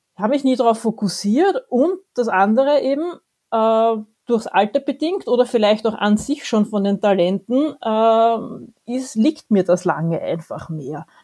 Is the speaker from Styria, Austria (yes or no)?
no; Vienna, Austria; als Wienerin